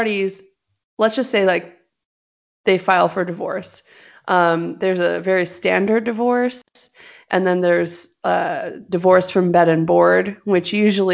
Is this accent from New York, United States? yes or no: no; Los Angeles, California, United States; moved away; I'm from Los Angeles